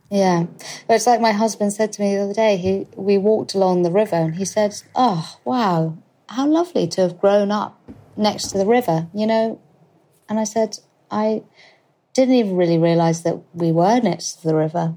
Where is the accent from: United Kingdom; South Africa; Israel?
United Kingdom; London; I'm currently living with my husband at my parents' house, at the in the house that I grew up